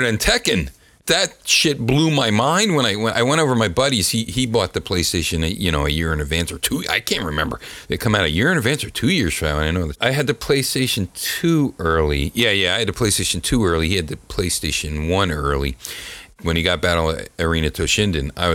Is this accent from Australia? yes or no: no; United States; as an American